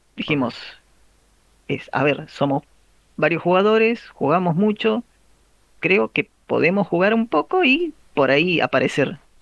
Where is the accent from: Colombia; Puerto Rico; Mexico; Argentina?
Argentina; la mayoría somos argentinos